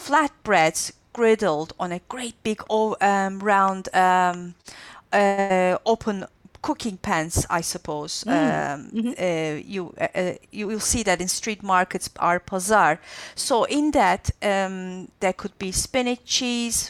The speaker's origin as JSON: {"language": "English", "town": "Antakya", "region": "Hatay", "country": "Turkey", "tie": "born or raised there", "said": "in Antakya, where my hometown in southern Turkey is famous for the künefe kadayıfı sweet"}